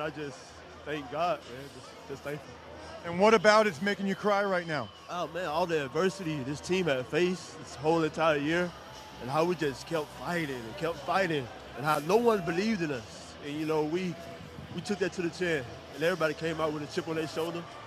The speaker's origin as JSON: {"language": "English", "region": "Eastern Pennsylvania", "country": "United States", "moved": "yes", "lives_now": "Harrisburg, United States", "said": "I'm from Eastern PA, but now I live in the state capital in Central PA"}